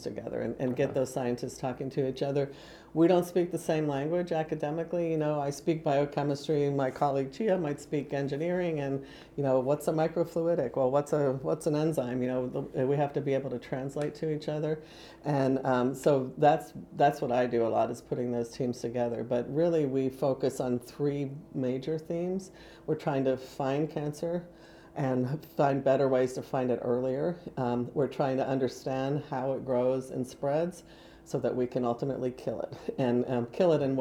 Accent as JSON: {"language": "English", "town": "Spartanburg", "region": "South Carolina", "country": "United States", "tie": "born or raised there", "also_born_or_lived": "Pennsylvania / Illinois / Missouri", "moved": "as an adult", "lives_now": "Indiana, United States", "said": "I was raised in South Carolina."}